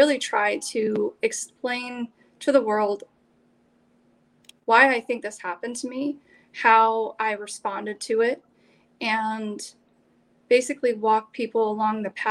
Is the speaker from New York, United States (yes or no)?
no; Maine, United States; also born or lived in Alaska; So I was born in Alaska and grew up first 5 years of my life with the Army and relocated to Maine when I was five and have lived here ever since